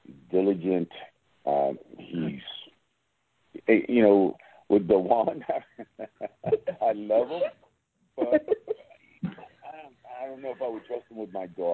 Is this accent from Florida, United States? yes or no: no; New York City, New York, United States; growing up in the Lower East Side, in Spanish Harlem and Brooklyn